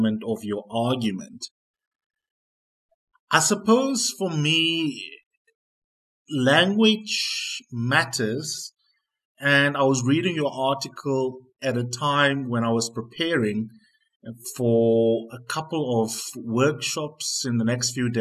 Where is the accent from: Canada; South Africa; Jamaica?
South Africa; accent: coloured Afrikaans; first language Afrikaans; English is a second language; I get the importance of speaking, let's say, my mother tongue as often as I can, on national TV, for example. I get the importance of writing my Afrikaans dialect